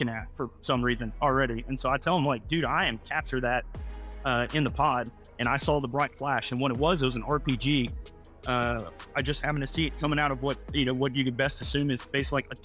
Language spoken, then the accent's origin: English; outside Chattanooga, Tennessee, North Georgia, United States; moved away as an adult; also born or lived in Knoxville, Tennessee; now in Tucson, United States; I grew up in North Georgia, just right outside of Chattanooga, Tennessee.